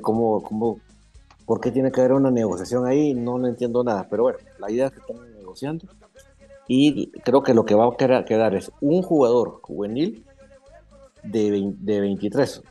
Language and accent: Spanish; Guatemala; nosotros somos orgullosamente guatemaltecos